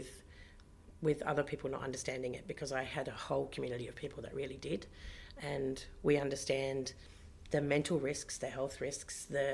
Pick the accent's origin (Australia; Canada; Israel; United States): Australia; Bridgetown, Western Australia; also born or lived in Kalgoorlie; now in Perth, Australia; I grew up in Bridgetown in the southwest and other towns, but mostly Bridgetown.